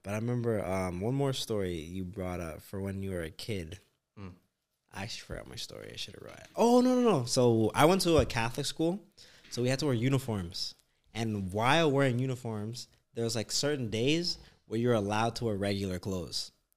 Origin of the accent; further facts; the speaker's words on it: Canada; I'm Canadian